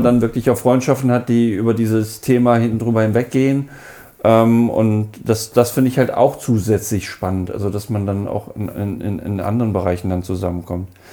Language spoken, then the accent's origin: German; Hanover, Lower Saxony, Germany; ich komme aus Hannover